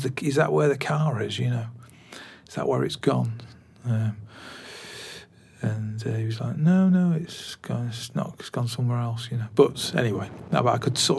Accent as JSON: {"language": "English", "town": "Glossop", "region": "East Midlands", "country": "United Kingdom", "tie": "born or raised there", "also_born_or_lived": "Swinton, Salford", "moved": "yes", "lives_now": "Bolton, United Kingdom", "said": "I grew up in a place called Glossop, which is right on the edge of Derbyshire, Tameside. And I was born in Salford, Swinton"}